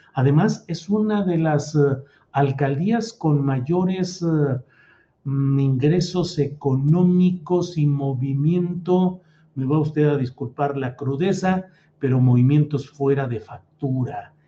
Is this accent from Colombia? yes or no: no; San Luis Potosí, Mexico; also born or lived in Torreón, Coahuila / Mexico City; now in Zapopan, Mexico; soy de Torreón, Coahuila, crecí en San Luis Potosí